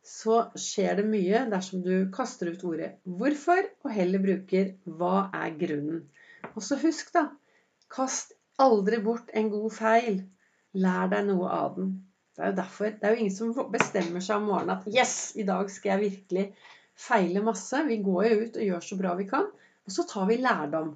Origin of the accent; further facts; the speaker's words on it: Oslo, Norway; Jeg vokste jo opp eh, på, på Vinderen